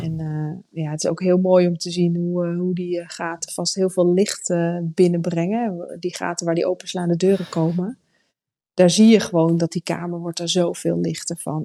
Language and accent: Dutch; Netherlands; we komen uit Nederland